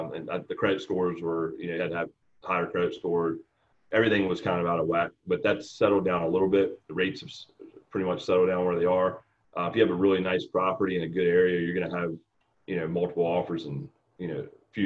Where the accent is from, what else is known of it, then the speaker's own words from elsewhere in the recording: Newport News, Virginia, United States; I grew up in Newport News, Virginia, town down near Virginia Beach.